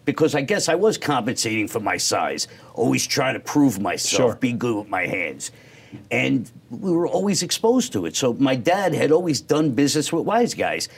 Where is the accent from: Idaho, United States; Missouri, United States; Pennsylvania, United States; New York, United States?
New York, United States; New York City; also born or lived in Bensonhurst, Brooklyn; I was raised in Staten Island in an area called New Springville